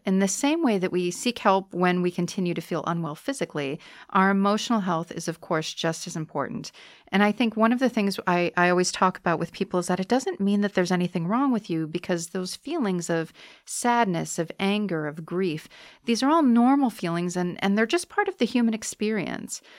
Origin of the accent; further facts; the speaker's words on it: United States; moved away as an adult; now in Bratislava, Slovakia; I'm an American